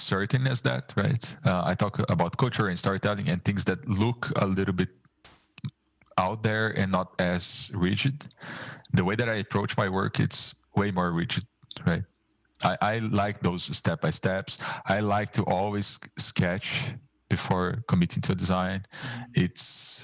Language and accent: English; Brazil; English is a second language